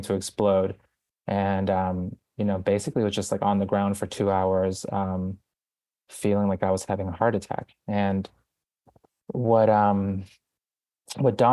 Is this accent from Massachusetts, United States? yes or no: yes; Boston, Massachusetts, United States; born or raised there; moved away as an adult; also born or lived in Guayaquil, Ecuador; now in New York City, United States